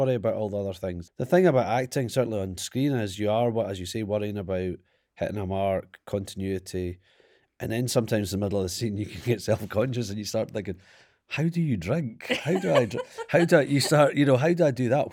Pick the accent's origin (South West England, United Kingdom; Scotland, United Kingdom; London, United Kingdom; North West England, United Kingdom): Scotland, United Kingdom; Perth; I grew up in Perth and small town, no excitement, no bands ever came into play.